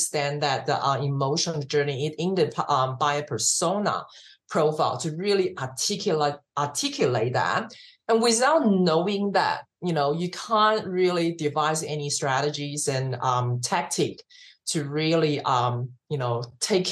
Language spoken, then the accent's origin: English; Australia; also born or lived in Taiwan; now in United States; I'm Asian, but I was born in Taiwan, but, I grew up in Australia